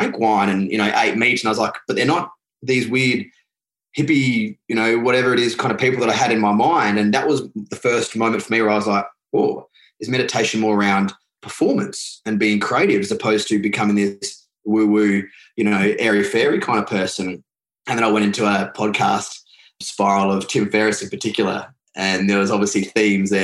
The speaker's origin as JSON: {"language": "English", "town": "Adelaide", "region": "South Australia", "country": "Australia", "tie": "born or raised there", "said": "I grew up in Adelaide in South Australia, which is the bottom part of Australia"}